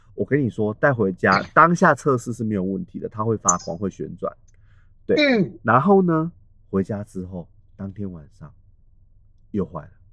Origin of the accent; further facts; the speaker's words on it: Taiwan; 我们台湾人